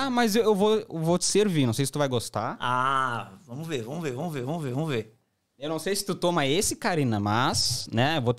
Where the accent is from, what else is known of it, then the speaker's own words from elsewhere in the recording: Brazil; Eu sou brasileiro.